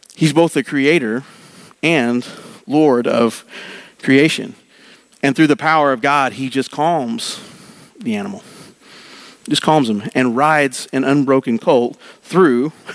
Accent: Oklahoma, United States; I grew up in Oklahoma

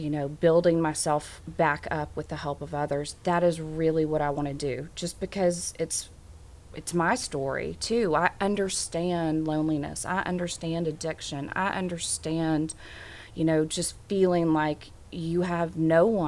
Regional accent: Little Rock, Arkansas, United States; moved away as an adult; I am an Arkansan. I was born and raised here. And then in the 90s, I moved away from Little Rock and moved back in 2012

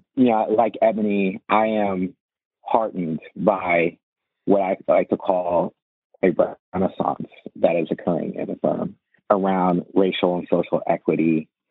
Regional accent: Virginia, United States; growing up in Northern Virginia or the Washington D.C. area

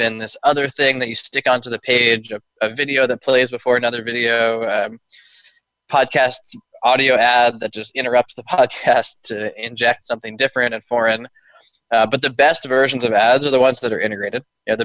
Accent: Oakland, California, United States; also born or lived in Palo Alto / San Francisco / Berkeley; Born and raised in Oakland, California, and have never left

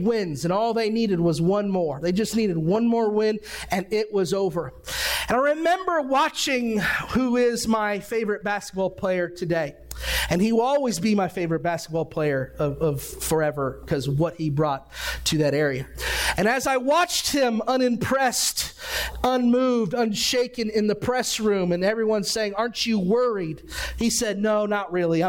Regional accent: Ohio, United States; I grew up in Ohio.

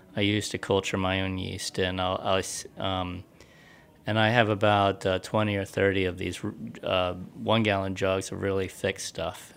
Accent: United States; moved away; I grew up near West Virginia

